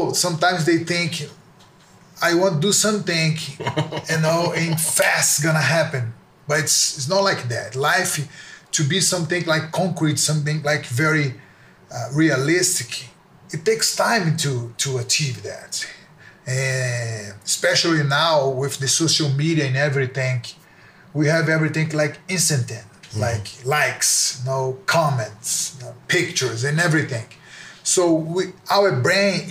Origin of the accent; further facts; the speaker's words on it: near the Amazon, Brazil; also born or lived in Salvador, Bahia, Brazil / Japan (father's origin); I was born in Salvador, is one state in Brazil. Then I moved to close to the Amazon